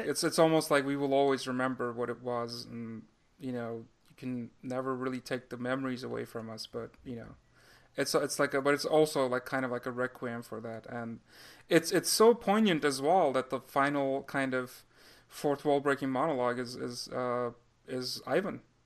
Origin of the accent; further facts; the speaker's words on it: Turkey; moved away; when I was growing up in Turkey